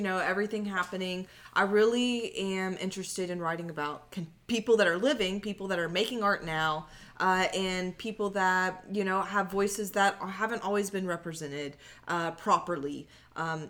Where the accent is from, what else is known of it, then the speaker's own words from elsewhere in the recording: Beaumont, Texas, United States; my hometown of Beaumont